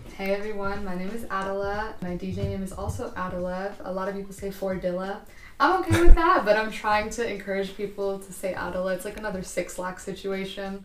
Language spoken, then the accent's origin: English; Castro Valley, California, United States; now in San Francisco, United States; I was born and raised in Castro Valley